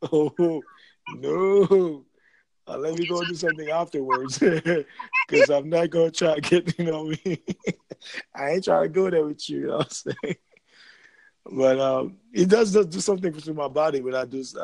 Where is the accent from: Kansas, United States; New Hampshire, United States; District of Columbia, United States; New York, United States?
New York, United States; New York City; Because you know, hey, I grew up in New York City, man. I know about music very well.